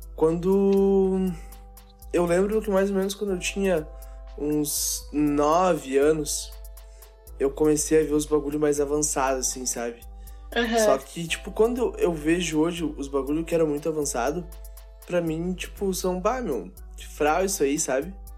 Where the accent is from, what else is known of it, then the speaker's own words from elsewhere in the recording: Santo Antônio da Patrulha, Rio Grande do Sul, Brazil; Eu jogava num timezinho lá na minha cidade, de Santo Antônio da Patrulha